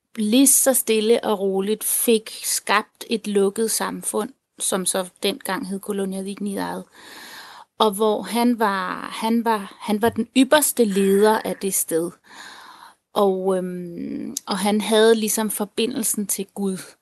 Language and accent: Danish; Denmark; jeg er halvt tilener, halvt dansker. Øh, og jeg er vokset op her i Danmark